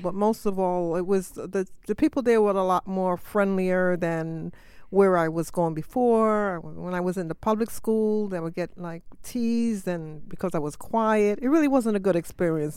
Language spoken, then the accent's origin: English; New York City, New York, United States; I was born on the Lower East Side.